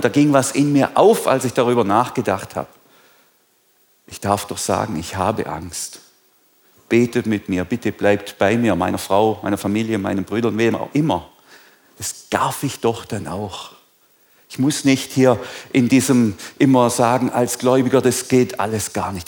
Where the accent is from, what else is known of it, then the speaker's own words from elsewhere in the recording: Germany; sind wir Deutsche